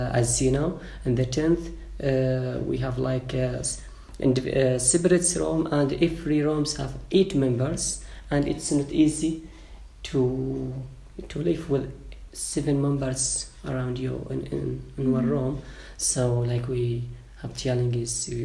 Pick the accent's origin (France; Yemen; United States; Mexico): Yemen; English is a second language; also born or lived in Malaysia; now in Schinnen, Netherlands; I came from Yemen.